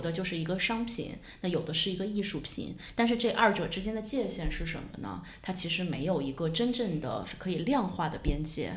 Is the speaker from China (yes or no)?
yes; China; 我们中国人